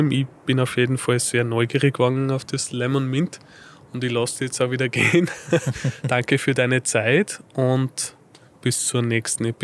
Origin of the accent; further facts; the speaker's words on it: Linz, Upper Austria, Austria; now in Salzburg, Austria; eigentlich bin ich gebürtiger Linzer, also Oberösterreicher, Linzer, okay. bin aber zum Studium nach Salzburg gegangen.